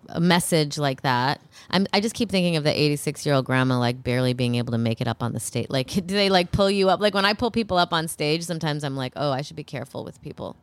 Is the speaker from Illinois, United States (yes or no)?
yes; Illinois, United States; now in Los Angeles, United States; I'm from Illinois